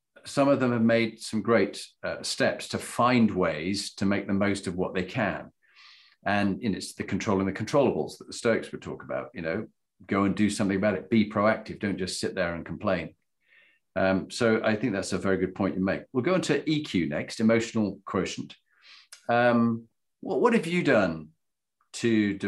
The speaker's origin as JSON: {"language": "English", "region": "Yorkshire and the Humber", "country": "United Kingdom", "said": "I'm also from Yorkshire and we tend to say things as they are."}